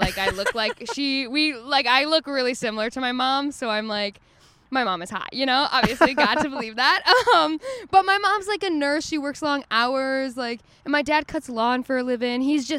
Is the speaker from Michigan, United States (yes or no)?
yes; Detroit, Michigan, United States; moved away as an adult; now in Los Angeles, United States; I'm from Metro Detroit, like the country of Detroit. Like, I'm from 6 Mile, but all the way out.